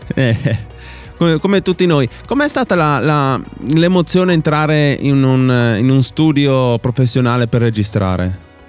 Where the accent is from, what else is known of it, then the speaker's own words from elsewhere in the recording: Alta Carnia, Friuli-Venezia Giulia, Italy; noi siamo dell'Alta Carnia, Alto Friuli